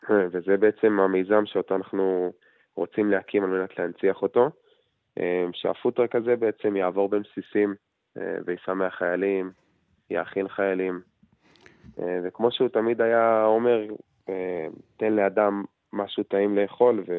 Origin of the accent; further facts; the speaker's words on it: Kiryat Arba, West Bank, Palestine; במקום שאנחנו גדלנו בו ובאים ממנו, ההורים גרים בקריית ארבע.